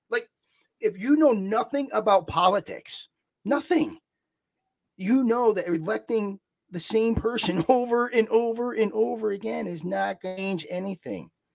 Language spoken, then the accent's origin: English; New York, United States; I'm from New York.